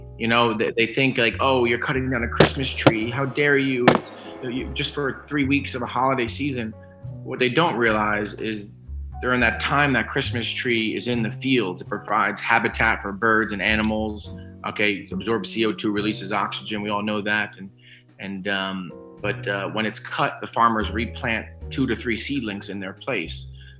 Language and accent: English; Monroe Township, New Jersey, United States; moved away as an adult; also born or lived in Astoria, Queens, New York / Troy, New York; now in Mahopac, United States; I was born in Astoria, Queens, raised in Troy, New York, and grew up in Central Jersey. So I've kind of... and all over the Northeast there.